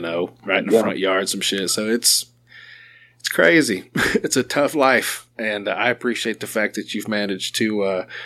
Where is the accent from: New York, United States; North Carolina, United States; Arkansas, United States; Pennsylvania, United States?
Arkansas, United States; Sherwood; I've lived here my whole life, I guess south of Little Rock, Sherwood area